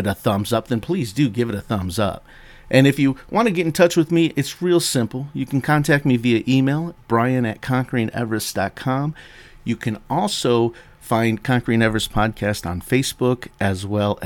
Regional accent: United States; accent: American; my poor American accent

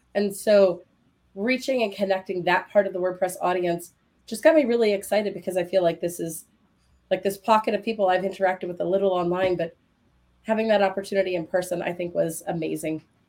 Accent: United States

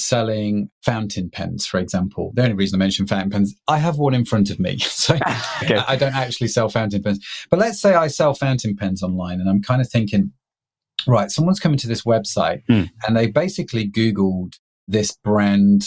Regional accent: United Kingdom; I'm a British middle-class guy

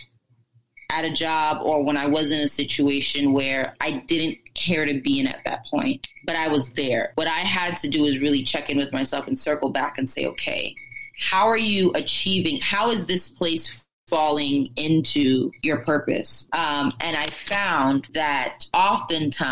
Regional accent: Spring Valley, New York, United States; also born or lived in Orange County, New York; I was born in Rockland County, grew up in Spring Valley. And then when I was like 2 weeks before my 14th birthday, my family moved up to Orange County

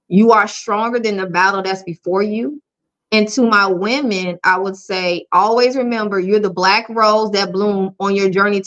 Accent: Sumter, South Carolina, United States; I am from Sumter, South Carolina

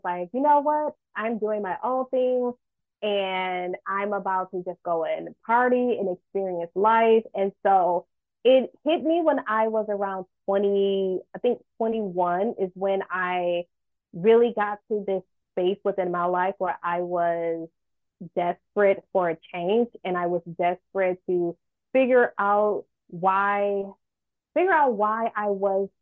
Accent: Michigan, United States; now in California, United States; I'm from Michigan

